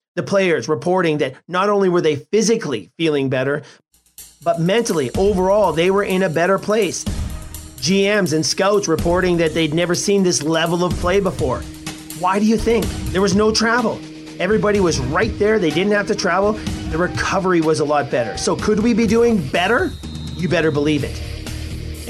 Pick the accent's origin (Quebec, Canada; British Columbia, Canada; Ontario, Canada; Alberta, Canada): Alberta, Canada; Edmonton; In my hometown of Edmonton is a real hockey hotspot.